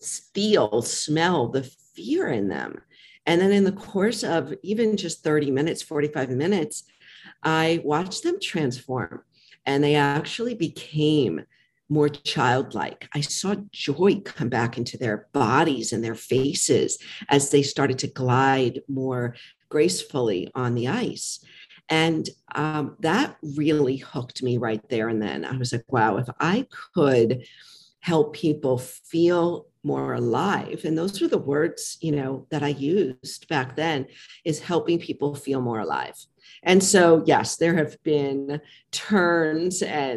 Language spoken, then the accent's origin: English; New York, United States; I'm from New York.